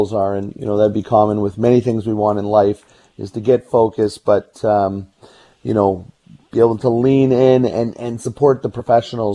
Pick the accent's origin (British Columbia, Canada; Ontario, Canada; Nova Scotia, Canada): British Columbia, Canada; Burnaby; I grew up in Burnaby